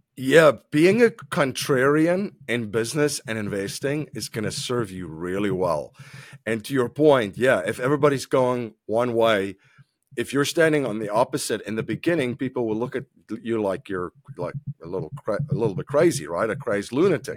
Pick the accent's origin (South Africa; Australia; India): South Africa; moved away; I'm originally from South Africa. I, uh, grew up in South Africa